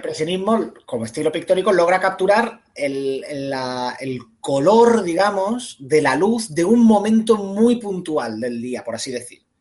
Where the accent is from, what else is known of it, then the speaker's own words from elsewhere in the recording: Málaga, Andalusia, Spain; yo soy de Málaga